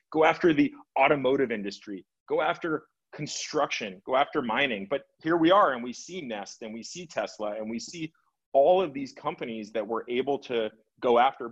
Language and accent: English; Los Angeles, California, United States; I grew up in Los Angeles